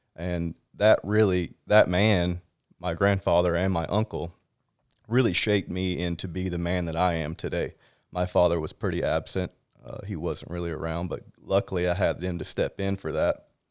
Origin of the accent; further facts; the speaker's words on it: South Georgia, United States; moved away as an adult; also born or lived in Jacksonville, Florida; now in California, United States; I grew up in South Georgia